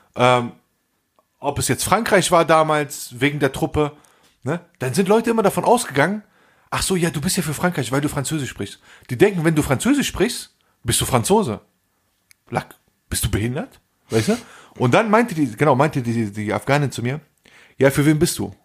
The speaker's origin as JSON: {"language": "German", "country": "Germany", "tie": "born or raised there", "said": "ich bin in Deutschland, ich bin hier geboren und ich fühle mich teils als Deutscher"}